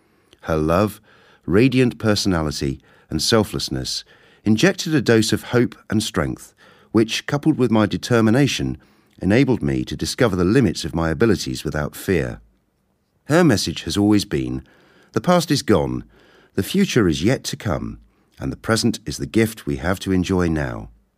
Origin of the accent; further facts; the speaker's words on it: Kenya; born there; I was born in Kenya 52 years ago.